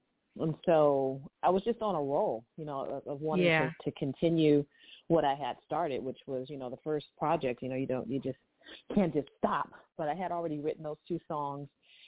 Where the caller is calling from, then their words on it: Long Beach, California, United States; I'm calling from Long Beach, California